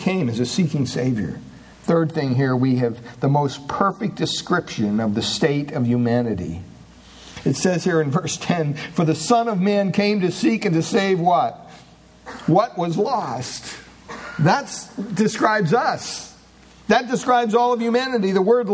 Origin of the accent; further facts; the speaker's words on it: Williamsport, Pennsylvania, United States; I was born in Williamsport, Pennsylvania